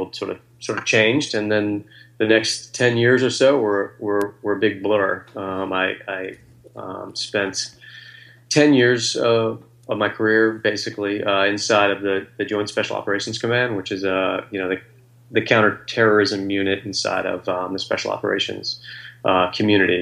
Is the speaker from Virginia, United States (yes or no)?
yes; Virginia, United States; now in Washington, D.C., United States; I grew up in Virginia